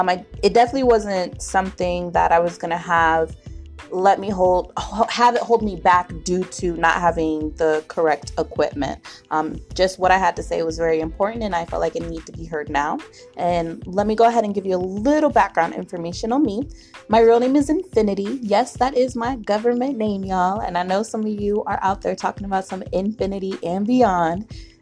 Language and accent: English; Miami, Florida, United States; born there; also born or lived in England / Illinois / Colorado; now in Arizona, United States; I was born in Miami, Florida, but I moved around a lot of the years. I lived in Florida, England, Illinois, then Colorado, back to Illinois, and now I'm here in Arizona.